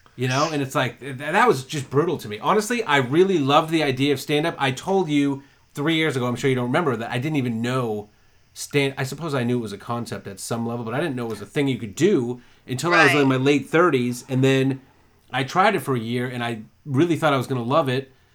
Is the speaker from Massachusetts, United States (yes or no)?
yes; Massachusetts, United States; also born or lived in Maine; now in Florida, United States; I'm from Massachusetts